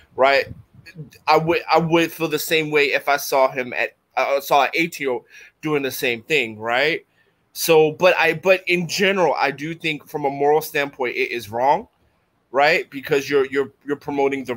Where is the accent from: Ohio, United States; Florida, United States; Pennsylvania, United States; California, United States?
Pennsylvania, United States; Philadelphia; moved away; I'm from North Philadelphia, the hood, Strawberry Mansion